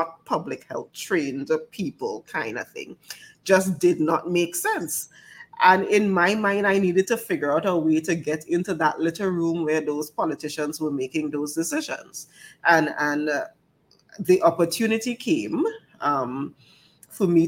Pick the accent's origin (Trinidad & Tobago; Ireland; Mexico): Trinidad & Tobago; Tobago; also born or lived in Pittsburgh, United States; I actually got a scholarship from the Tobago House of Assembly. And there was an expectation that I would come back home.